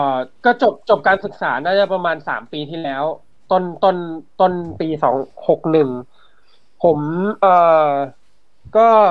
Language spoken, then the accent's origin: Thai; Samut Prakan, Thailand; ผมอยู่สมุทรปราการใช่ไหมผมเป็นคนสมุทรปราการ